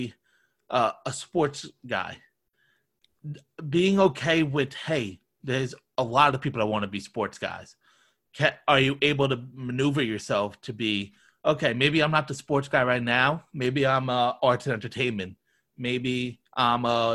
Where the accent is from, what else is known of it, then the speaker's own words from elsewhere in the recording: Long Island, New York, United States; moved away as an adult; now in Florida, United States; I grew up in Long Island, New York.